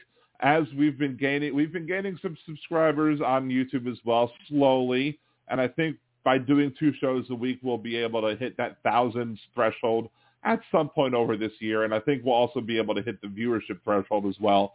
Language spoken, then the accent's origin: English; Baltimore, Maryland, United States; moved away; also born or lived in Wilmington, Delaware; I'm from Baltimore originally